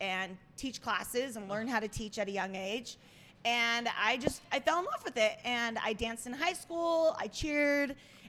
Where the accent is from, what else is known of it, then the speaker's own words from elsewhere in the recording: St. George, Utah, United States; I am originally from St. George, Utah.